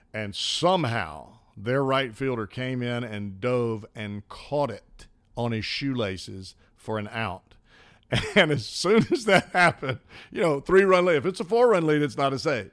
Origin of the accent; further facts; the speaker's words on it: Birmingham, Alabama, United States; moved away; I grew up in Birmingham, Hoover